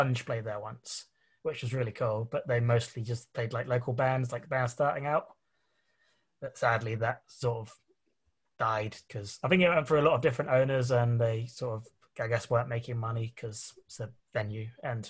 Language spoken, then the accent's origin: English; Colchester, East of England, United Kingdom; I grew up in Colchester